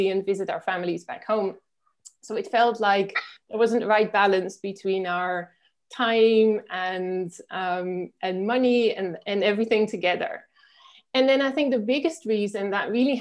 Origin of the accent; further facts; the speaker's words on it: Netherlands; moved away as an adult; now in Spain; I'm originally from the Netherlands, which is where I grew up